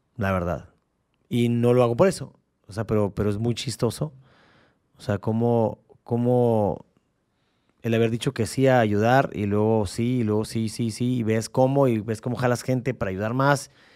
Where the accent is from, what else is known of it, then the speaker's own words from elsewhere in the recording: Baja California, Mexico; aquí seguimos siendo californianos